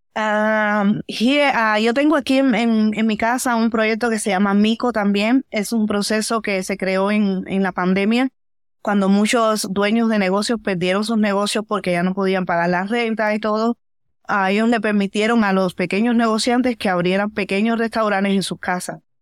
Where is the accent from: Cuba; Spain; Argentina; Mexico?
Cuba; moved away as an adult; now in Oakland, United States; yo vengo de Cuba